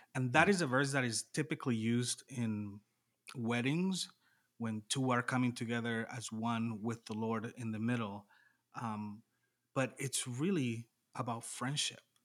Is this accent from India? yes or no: no; Panama; moved away as an adult; also born or lived in La Crosse, Wisconsin, United States; now in United States; I'm from Panama originally, uh, grew up, born and raised, moved to the U S when I was twenty-two